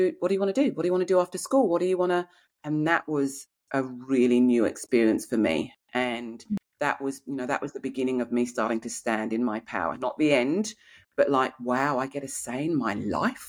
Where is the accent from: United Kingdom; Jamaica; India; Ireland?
United Kingdom; Kent, South East England; accent: English; moved away as an adult; now in Australia; I grew up in Kent in England.